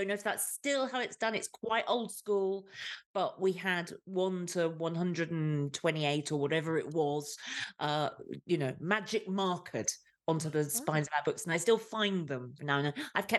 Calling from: Leinster, Ireland; I'm joining you from the hills of Southeast Ireland of County Kilkenny.

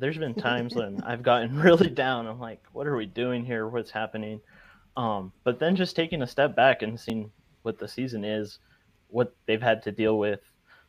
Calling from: Tucson, Arizona, United States; Tucson, Arizona.

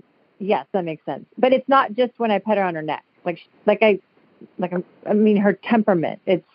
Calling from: Santa Monica, California, United States; Hi, Julie. Hello. I'm calling from Santa Monica.

